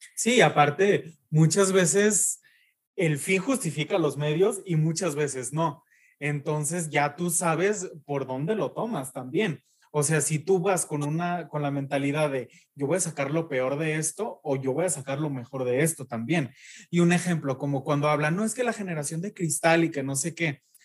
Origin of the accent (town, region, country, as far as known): Jesús María, Jalisco, Mexico; accent: ranchero; moved away as an adult; now in Guadalajara, Mexico